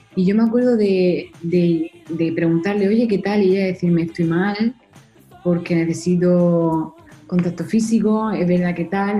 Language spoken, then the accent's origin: Spanish; Spain; Nosotros que somos españoles